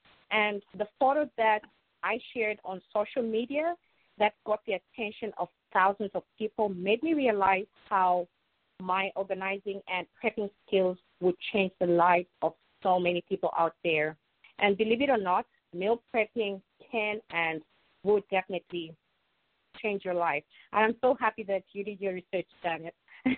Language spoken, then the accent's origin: English; New York City, New York, United States; And as a New Yorker, I'm here to actually do what I love, helping them organize and helping them prep.